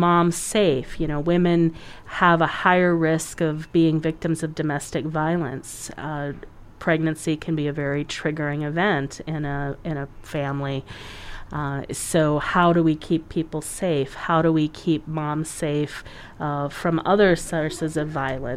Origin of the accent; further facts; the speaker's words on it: United States; we as an American culture